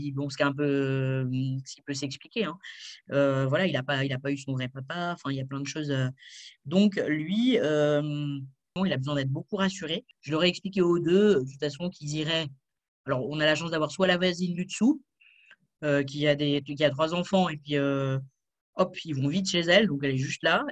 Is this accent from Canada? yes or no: no; France; now in Switzerland; je vis maintenant en Suisse, mais je suis française